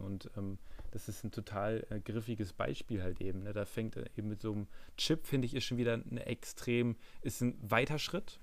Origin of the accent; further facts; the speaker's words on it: Germany; für mich als Deutscher